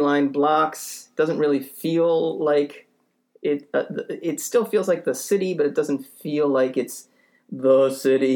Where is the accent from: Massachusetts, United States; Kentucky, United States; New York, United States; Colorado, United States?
Massachusetts, United States; Boston; I grew up in Boston